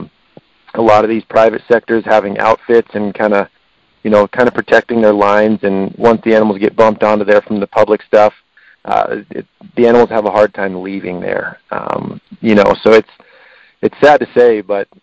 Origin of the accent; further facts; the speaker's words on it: Front Range of Colorado, United States; I was born and raised here on the Front Range of Colorado